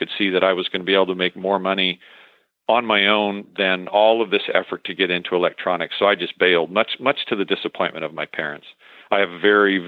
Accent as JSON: {"language": "English", "town": "San Francisco", "region": "California", "country": "United States", "tie": "born or raised there", "moved": "yes", "lives_now": "White City, Oregon, United States", "said": "I was born in San Francisco, back when San Francisco was fun. And on the Marin County side, I grew up in a family of 5 children"}